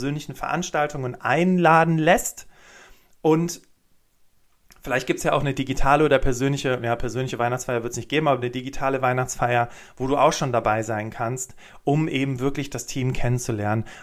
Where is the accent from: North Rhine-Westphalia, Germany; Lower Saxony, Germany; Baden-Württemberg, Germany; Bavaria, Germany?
North Rhine-Westphalia, Germany; Cologne; Ich komme aus Köln, habe zwei Kinder und ähm, bin super gerne in der Natur unterwegs als Hobby.